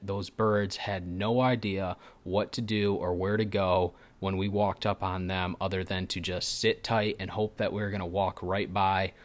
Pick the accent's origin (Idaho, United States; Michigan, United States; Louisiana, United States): Michigan, United States; I am from Michigan.